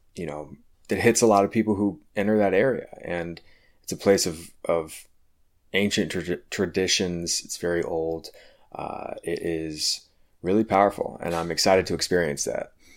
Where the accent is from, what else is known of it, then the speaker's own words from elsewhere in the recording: Richmond, Virginia, United States; I'm gonna be bringing you today's episode from my hometown, uh, of Richmond, Virginia